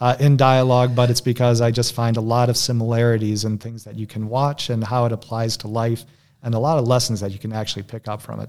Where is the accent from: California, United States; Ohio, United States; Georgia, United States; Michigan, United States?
Michigan, United States; I was born and raised in Michigan